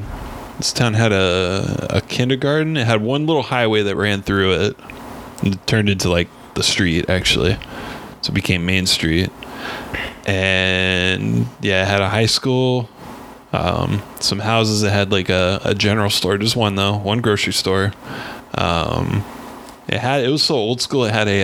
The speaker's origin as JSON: {"language": "English", "town": "Hope", "region": "Kansas", "country": "United States", "tie": "born or raised there", "also_born_or_lived": "Abilene, Kansas", "said": "I was born in Abilene, but we moved to Hope, Kansas, and yeah, it's a little town."}